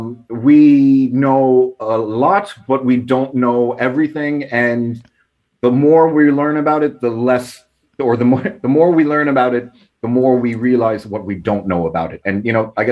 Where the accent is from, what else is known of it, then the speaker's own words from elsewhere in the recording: New York, United States; accent: New York Irish; Well, I have a funny accent as well, because I grew up in New York. So I was kind of back and forth my whole life, and then eventually moved here when I was 18, did college, all that. So I still have a weird mix of a New York Irish accent.